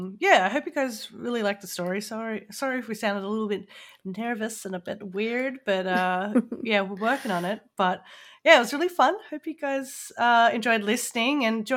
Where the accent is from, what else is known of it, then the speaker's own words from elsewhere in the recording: Australia; because for me, when I think of Port Arthur as an Australian, I just think of the mass murder.